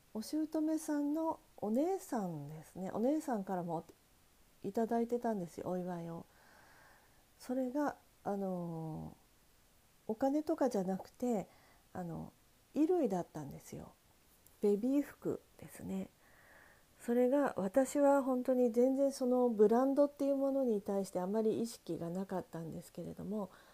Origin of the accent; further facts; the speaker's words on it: Sendai, Miyagi, Japan; moved away; 私はあの仙台出身なんですけれども